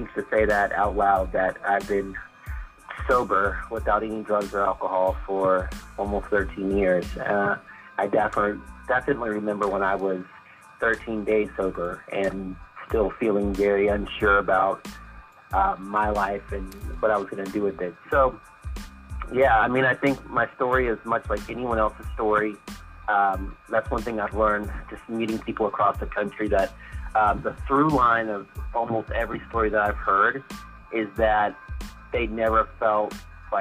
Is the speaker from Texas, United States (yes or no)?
yes; Houston, Texas, United States; also born or lived in Sugar Land, Texas; now in Austin, United States; I grew up in East Texas, was born in East Texas, spent probably the first 5 years of my life there, and then my mom moved me and my younger sister to Houston, so I spent most of my growing up in Houston, Texas